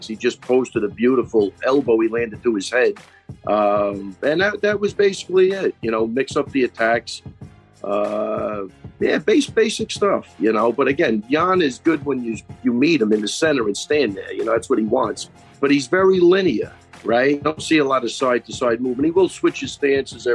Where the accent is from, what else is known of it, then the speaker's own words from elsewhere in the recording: Long Island, New York, United States; we're all from Long Island. We all grew up 5 minutes from each other